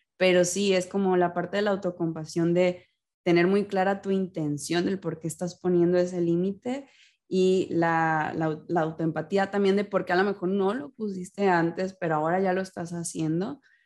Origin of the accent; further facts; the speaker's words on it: Mexico; en mi vida como mexicana